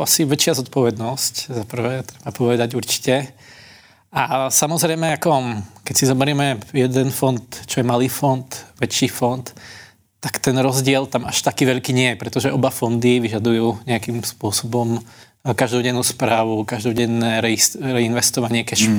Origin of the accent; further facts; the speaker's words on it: Slovakia; now in Czech Republic; u nás na dedine na Slovensku